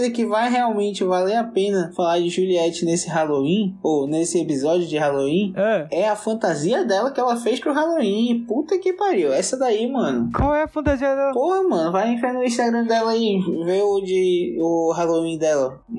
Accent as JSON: {"language": "Portuguese", "region": "Northeast Region", "country": "Brazil", "said": "Ele, aliás, eu sou do Nordeste, ele é do Sul, ele prefere rap e eu sou mais gadu"}